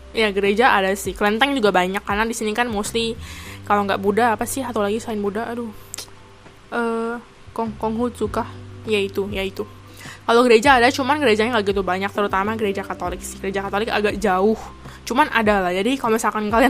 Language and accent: Indonesian; Indonesia; now in Taiwan; habis itu kayak teman gue yang cewek ini jawabin oh kita tuh orang Indo